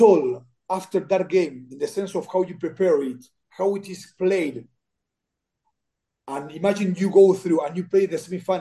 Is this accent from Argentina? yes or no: yes; Argentina; English is a second language; I'm from Argentina